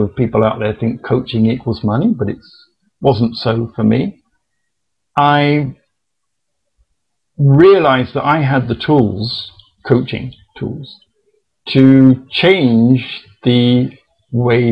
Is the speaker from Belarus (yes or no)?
no; England, United Kingdom; being an Englishman